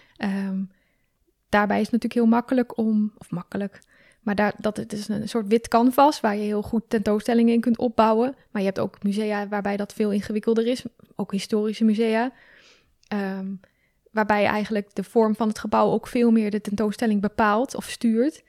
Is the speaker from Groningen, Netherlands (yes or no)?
yes; Groningen, Netherlands; moved away